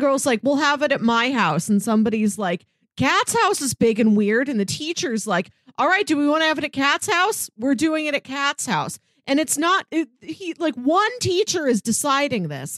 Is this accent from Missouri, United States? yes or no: yes; Missouri, United States; born or raised there